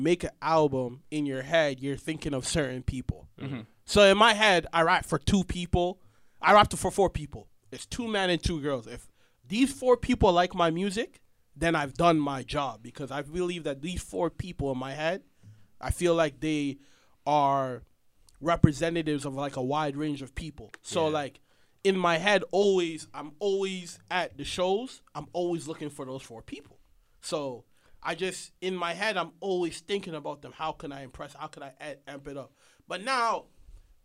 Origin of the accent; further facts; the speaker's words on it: Kenya; now in Toronto, Canada; I'm Kenyan